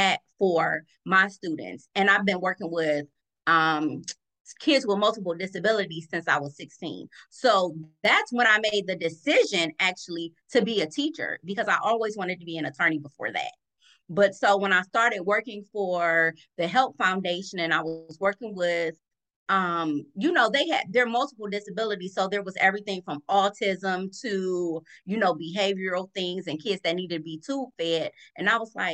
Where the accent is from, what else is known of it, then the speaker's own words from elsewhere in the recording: Cleveland, Ohio, United States; I'm born and raised in Cleveland